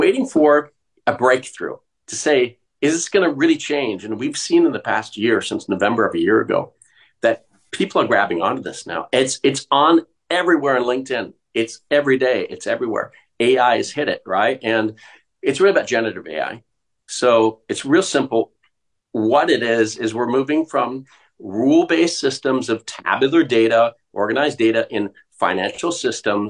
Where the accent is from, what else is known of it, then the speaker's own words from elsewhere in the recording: Portland, Oregon, United States; moved away as an adult; also born or lived in Minnesota; I was born in Oregon, but moved to Minnesota as a child